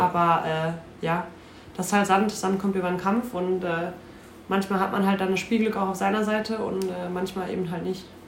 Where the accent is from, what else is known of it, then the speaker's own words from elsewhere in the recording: Dorsten, North Rhine-Westphalia, Germany; moved away as an adult; ich komme von äh, Dorsten, das ist circa eine halbe Stunde von Duisburg entfernt